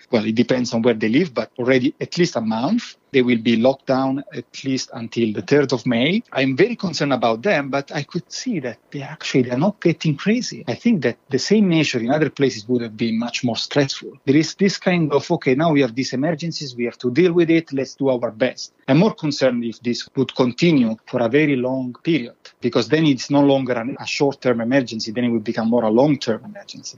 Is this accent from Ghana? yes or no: no; Italy; now in Sweden; I'm originally from Italy